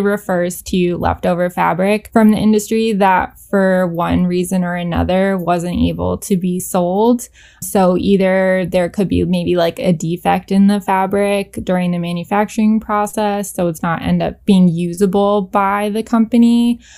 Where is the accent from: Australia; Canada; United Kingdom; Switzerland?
Canada; moved away as an adult; now in New York City, United States; I grew up in Canada